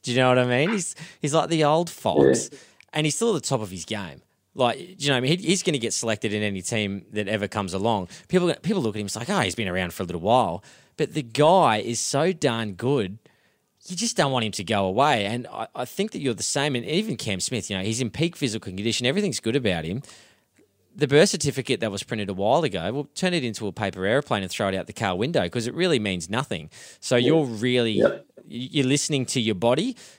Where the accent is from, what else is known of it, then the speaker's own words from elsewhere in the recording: Queensland, Australia; I'm a Queenslander.